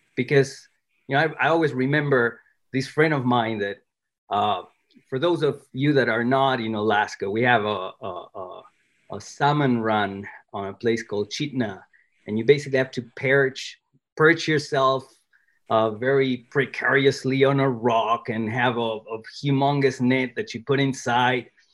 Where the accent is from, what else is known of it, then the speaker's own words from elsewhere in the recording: Argentina; English is a second language; moved away; I was born in Argentina